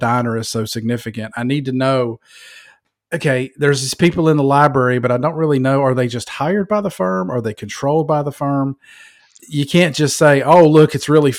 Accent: Georgia, United States; I'm from Georgia, man. I live in Georgia.

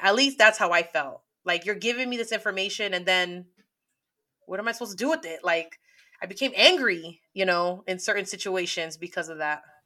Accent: San Francisco, California, United States; I'm from the Bay Area.

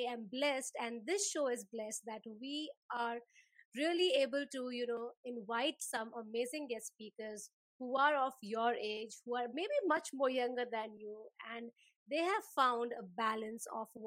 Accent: India; now in Melbourne, Australia; We share the same home country

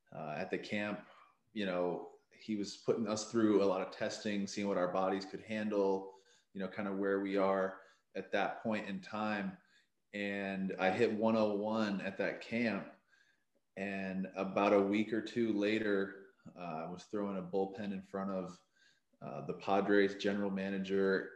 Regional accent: Maine, United States; moved away as an adult; now in San Diego, United States; I'm from Maine originally

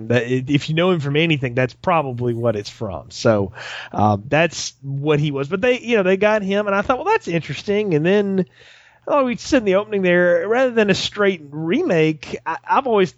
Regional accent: the South, United States; I'm from the South. That's how people talk.

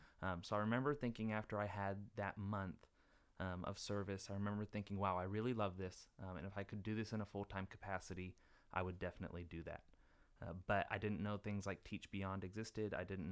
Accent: Norfolk, Arkansas, United States; now in Germany; I'm from Arkansas, grew up in Norfolk, little bitty town of like 300 people, went to college in Jonesboro at ASU Jonesboro.

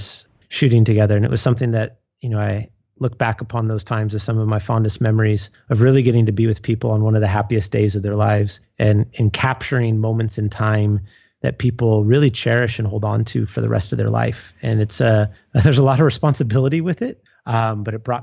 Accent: San Leandro, California, United States; moved away as an adult; also born or lived in San Luis Obispo, California / Seattle, Washington; born and raised in the Bay Area. Grew up in a town called San Leandro, just south of Oakland

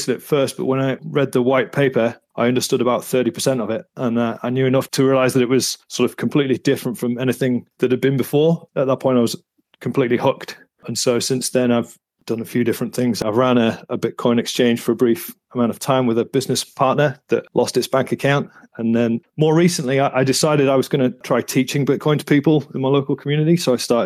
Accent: United Kingdom; moved away as an adult; also born or lived in Australia; now in New Zealand; I'm, as you can probably tell from my accent, not originally from New Zealand. I came to New Zealand in 2008 after leaving the UK

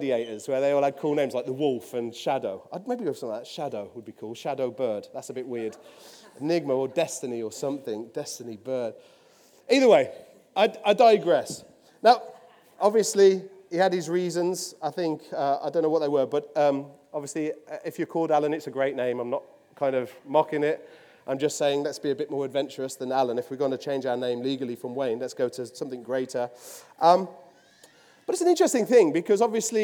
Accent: Willenhall, West Midlands, United Kingdom; accent: Midlands; now in Poole, United Kingdom; I'm from Willenor

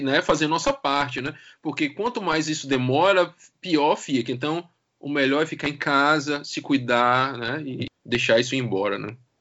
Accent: Brazil; now in Portugal; Sou brasileiro

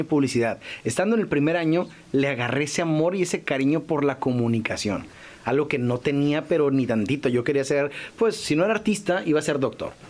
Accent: Ensenada, Baja California, Mexico; Yo estaba en Ensenada, porque soy de Ensenada

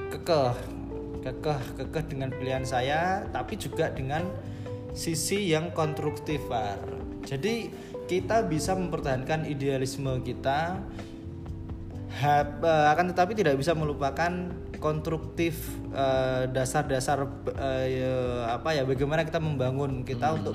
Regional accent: Demak, Central Java, Indonesia; saya balik ke rumah saya balik ke kampung halaman saya di Demak

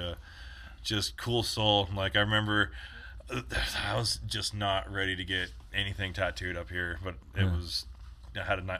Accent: Bishop, California, United States; moved away as an adult; also born or lived in Long Beach, California / Lake Isabella, California / Southlake; I grew up in Bishop and Lake Isabella. And, you know, all across the Sierras is like all mining towns.

